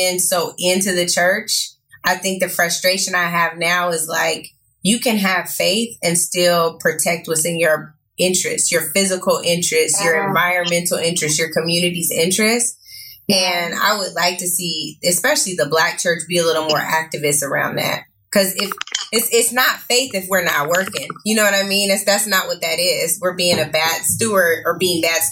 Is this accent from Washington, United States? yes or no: yes; Seattle, Washington, United States; now in Los Angeles, United States; I'm from Seattle